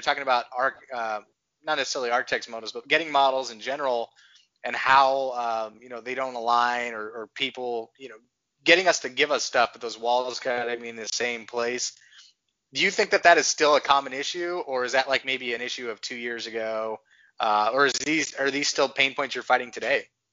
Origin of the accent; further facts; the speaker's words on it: Texas, United States; I grew up in Texas